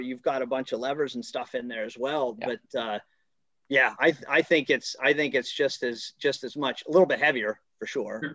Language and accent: English; Killington Pico area, South Central Vermont, United States; I'm from South Central Vermont, around Killington Pico area.